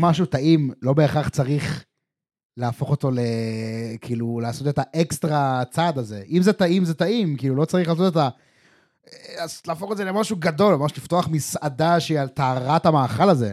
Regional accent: Israel; ישראלים שגדלנו בסופו של דבר על אה, שווארמה ופלאפל וסביח

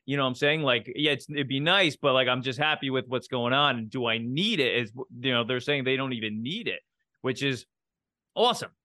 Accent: United States; as an American

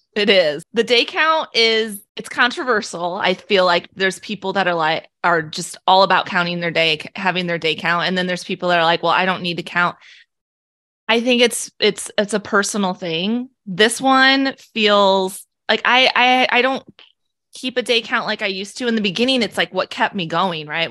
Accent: Illinois, United States; moved away as an adult; now in Omaha, United States; I was born and raised in Illinois

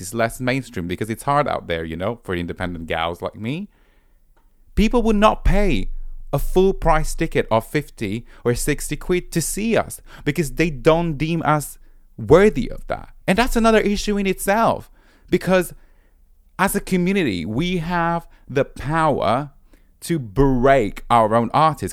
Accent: Rome, Lazio, Italy; moved away as an adult; now in London, United Kingdom; I'm originally from Rome, but now I've been based in London for eight years.

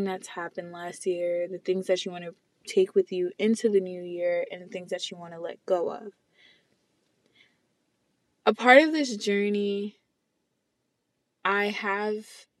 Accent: New York City, New York, United States; I'm from the Bronx, New York

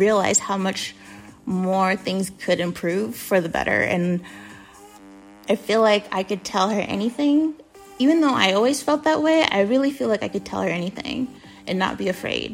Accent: United States; I'm American

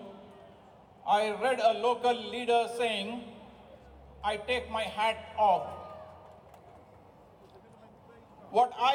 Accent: India; moved away as an adult; now in Australia; I am originally from India, but have been living, working, and paying taxes in Australia for the past 25 years

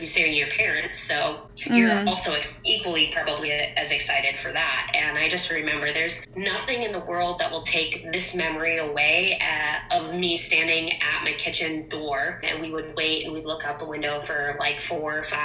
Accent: Portland, Maine, United States; moved away; I'm from Portland, Maine.

